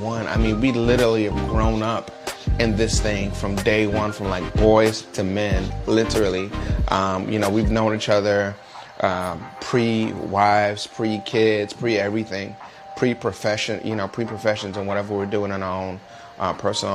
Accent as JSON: {"language": "English", "town": "New York City", "region": "New York", "country": "United States", "moved": "yes", "lives_now": "Jacksonville, United States", "said": "I'm originally from Brooklyn, New York. Now I live in Jacksonville."}